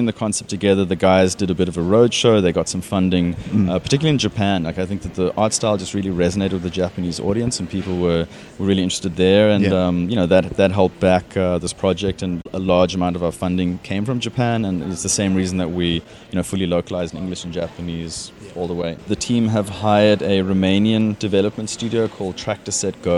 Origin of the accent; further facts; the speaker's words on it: South Africa; moved away as an adult; also born or lived in United Kingdom; now in Australia; as you can hear, I'm not Australian. I originally from South Africa.